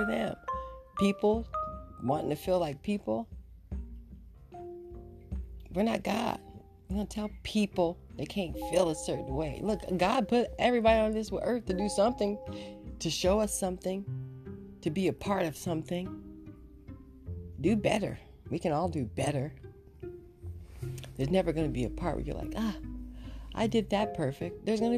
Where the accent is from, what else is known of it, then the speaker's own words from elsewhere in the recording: Inglewood, California, United States; also born or lived in Oxnard; Okay, I'm from Inglewood and Oxnard.